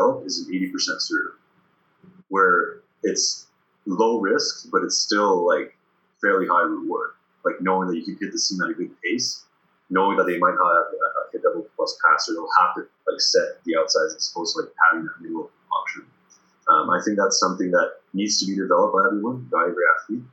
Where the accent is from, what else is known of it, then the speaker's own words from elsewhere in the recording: Sherbrooke, Quebec, Canada; accent: Quebec; moved away as an adult; also born or lived in Paris, France; when I came back to Sherbrooke around when I was 11